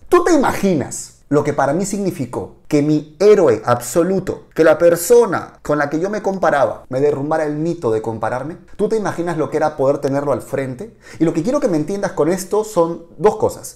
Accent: Peru; moved away as an adult; also born or lived in Mexico; en mi país, Perú

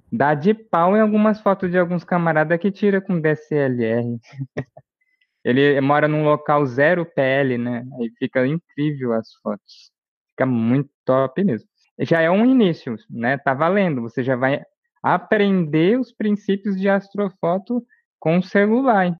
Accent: Brazil; nós aqui, como brasileiros também

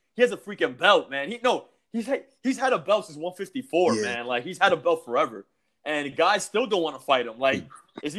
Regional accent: New York, United States; I'm from New York. I'm based in New York

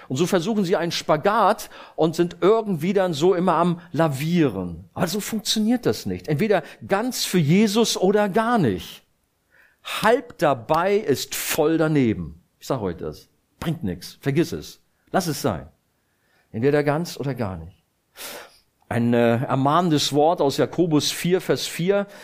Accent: Rhineland, Germany; moved away; Ich komme ja aus dem Rheinland

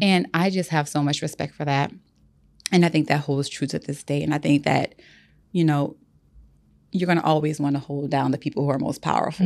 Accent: the South, United States; I grew up in the South

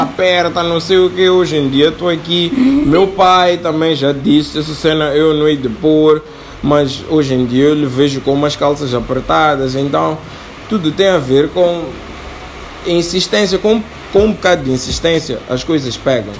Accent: Mozambique

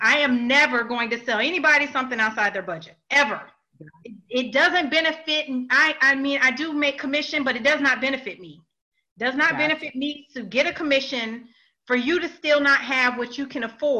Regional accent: Illinois, United States; now in Georgia, United States; I'm from Illinois. I do a lot of consultations in Illinois, a lot. That's my hometown

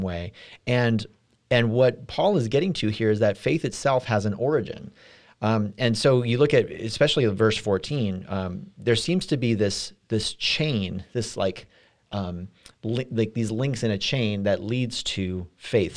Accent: California, United States; now in Midwest, United States; I'm from California

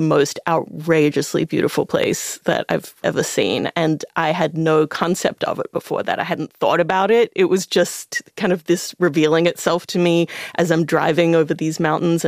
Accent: Australia; as an Australian person

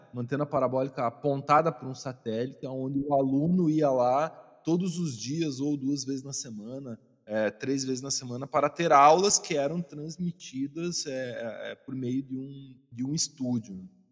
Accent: Santa Catarina, Brazil; eu sou natural de Santa Catarina

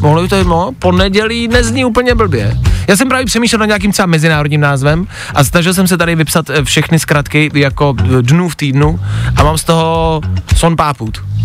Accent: Czechia; jako Češi

